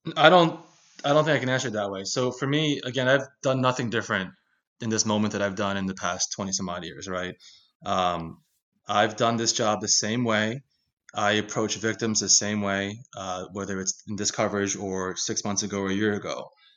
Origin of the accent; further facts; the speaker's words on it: Philadelphia, Pennsylvania, United States; in Philadelphia, where I was born and raised. Um, you know, I grew up in Philly in the eighties and nineties